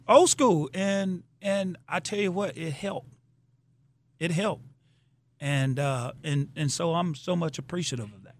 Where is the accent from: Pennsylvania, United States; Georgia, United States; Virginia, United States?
Georgia, United States; Athens; moved away; came down to Athens, my hometown